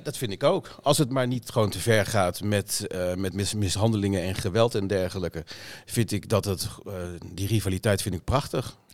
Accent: Lochem, Gelderland, Netherlands; also born or lived in Amsterdam-Noord; now in Amsterdam, Netherlands; in Lochem, bij Zutphen, uit mijn eigen regio waar ik vandaan kom

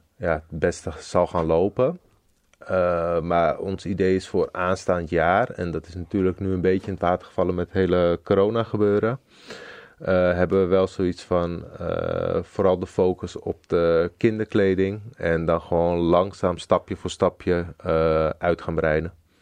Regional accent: Zoetermeer, South Holland, Netherlands; ik kom uit Zoetermeer.

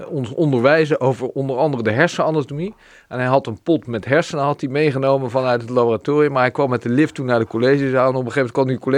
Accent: Rotterdam, South Holland, Netherlands; moved away as an adult; also born or lived in Mumbai, India / Italy; Dus wel eh, hier, eh, niet geboren, wel, wel opgegroeid.

